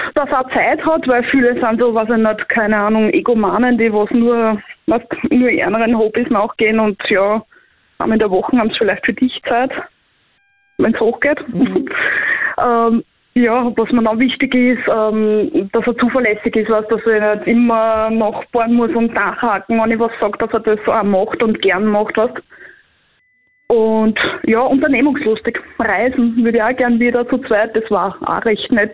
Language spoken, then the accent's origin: German; Korneuburg district, Lower Austria, Austria; Bin aus Niederösterreich, Bezirk Korneuburg